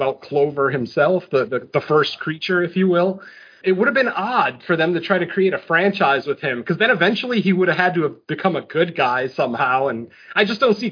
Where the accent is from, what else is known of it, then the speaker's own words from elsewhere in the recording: Connecticut, United States; moved away; I'm from Connecticut originally.